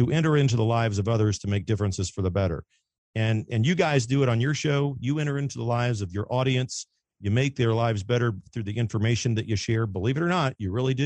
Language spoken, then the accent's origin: English; Kansas City, Missouri, United States; Born and raised in Kansas City, Missouri